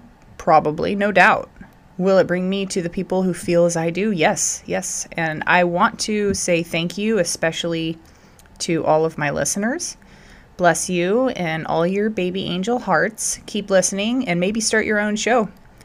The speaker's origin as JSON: {"language": "English", "region": "Idaho", "country": "United States", "tie": "born or raised there", "said": "he is out of Idaho, actually like really close to my hometown and where my heart still is. I'm trying to get back there. I'm clawing to get back there."}